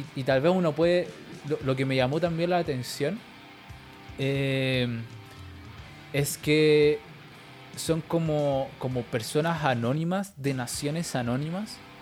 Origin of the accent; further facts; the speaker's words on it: Chile; por azar de la vida, por cosas del universo, soy chileno